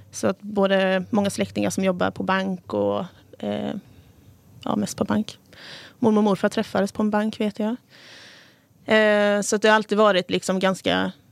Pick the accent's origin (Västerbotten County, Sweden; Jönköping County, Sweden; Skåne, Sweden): Jönköping County, Sweden; Nässjö